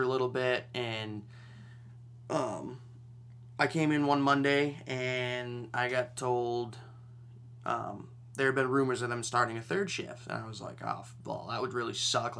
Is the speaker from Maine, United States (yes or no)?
yes; Maine, United States; I'm from Maine